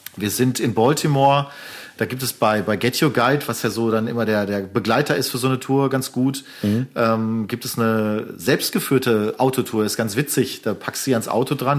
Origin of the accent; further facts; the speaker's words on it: Germany; als Deutsche